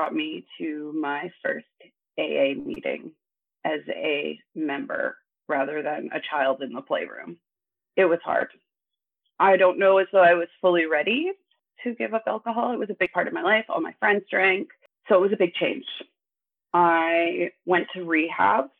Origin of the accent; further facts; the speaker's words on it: Thunder Bay, Ontario, Canada; now in Ottawa, Canada; I grew up in Northern Ontario. I spent most of my life in Thunder Bay